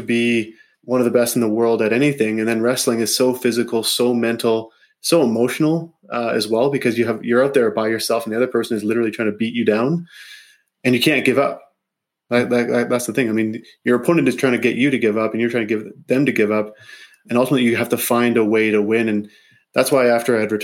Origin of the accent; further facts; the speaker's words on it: Grasswood, Saskatchewan, Canada; I grew up in Saskatchewan, actually. Just south of Saskatoon in a small community called Grasswood.